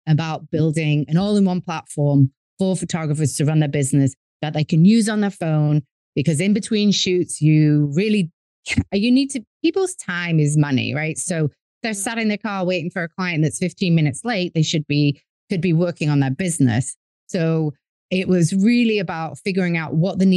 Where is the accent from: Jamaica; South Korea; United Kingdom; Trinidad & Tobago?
United Kingdom; England; moved away as an adult; now in New York, United States; as you can tell by my accent, I'm from England, but my dad's American. And after undergrad, I moved to America. I'm currently in New York